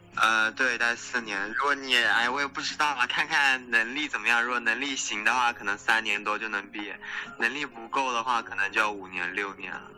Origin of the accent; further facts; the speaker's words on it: China; moved away as an adult; now in California, United States; 虽然我是个中国人，就是我看起来是个亚，亚洲人